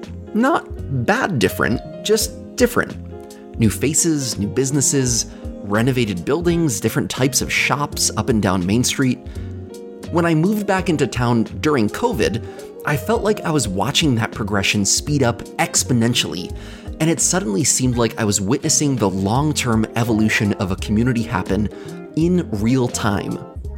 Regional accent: Livingston Manor, New York, United States; I spent much of my youth growing up in Livingston Manor. It wasn't a glamorous hamlet, but it was a supportive, friendly community, and I loved it there.

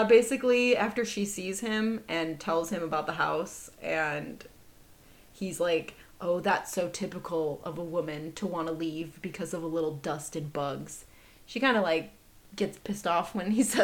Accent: Midwest, United States; I'm from the Midwest

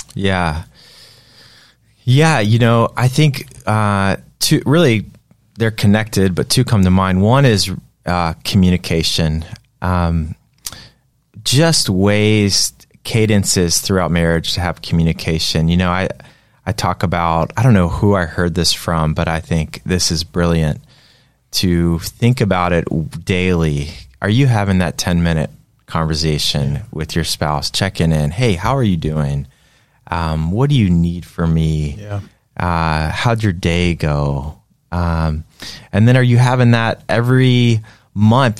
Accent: Greensboro, North Carolina, United States; growing up in North Carolina in Greensboro

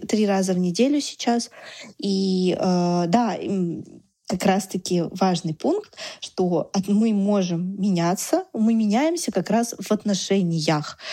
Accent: Russia; мы были оба из России

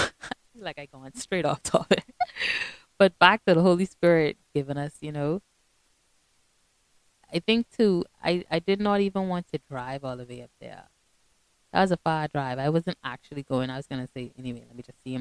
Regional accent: Bahamas; I'm from the Bahamas

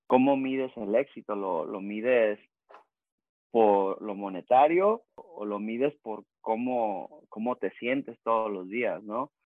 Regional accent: Rosarito, Baja California, Mexico; also born or lived in Tijuana; now in San Diego, United States; crecí, nací en Rosarito, Baja California, México. Este, crecí, pues es que crecí en Rosarito, Tijuana y acá en San Diego. Este, viví muchos años en Rosarito.

